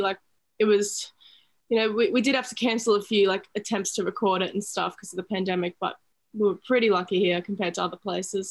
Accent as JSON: {"language": "English", "area": "Sunshine Coast", "region": "Queensland", "country": "Australia", "tie": "born or raised there", "said": "near my hometown um, on the Sunshine Coast"}